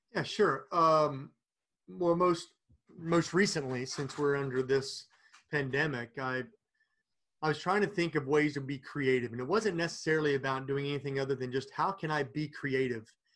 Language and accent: English; Princeton, West Virginia, United States; moved away; my hometown of Princeton, West Virginia